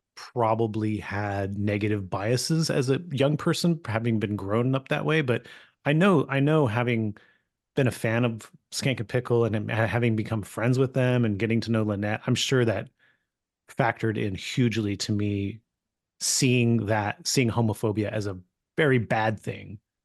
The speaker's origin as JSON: {"language": "English", "region": "California", "country": "United States", "tie": "born or raised there", "said": "I grew up in California"}